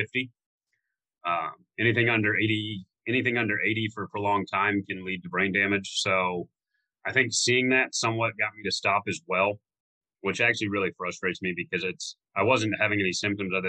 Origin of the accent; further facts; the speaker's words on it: Florida, United States; I grew up in Florida